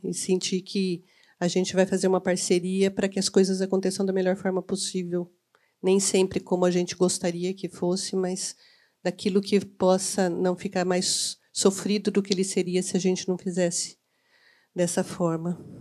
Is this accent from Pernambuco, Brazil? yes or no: no; Campinas, São Paulo, Brazil; eu sou campineira